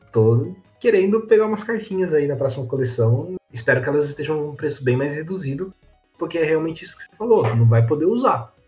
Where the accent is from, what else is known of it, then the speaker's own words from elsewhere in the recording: Santa Bárbara d'Oeste, São Paulo, Brazil; a gente mora aqui no interior de São Paulo. Eu sou de Santa Bárbara